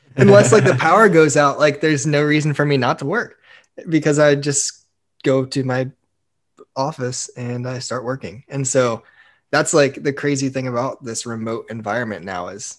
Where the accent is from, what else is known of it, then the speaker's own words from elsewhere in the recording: Bluffton, Ohio, United States; moved away; Trevor and I grew up together in Bluffton, Ohio